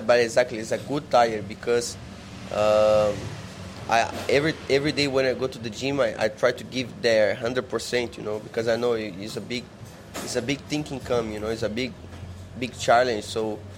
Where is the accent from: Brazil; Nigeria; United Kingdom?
Brazil; São Paulo; English is a second language; moved away as an adult; now in Thailand; I come from Sao Paulo, from not rich family